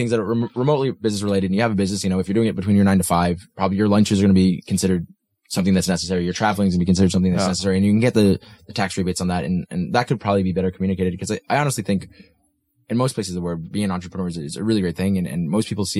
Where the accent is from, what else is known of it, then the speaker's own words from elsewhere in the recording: United States; now in Denmark; I'm from the States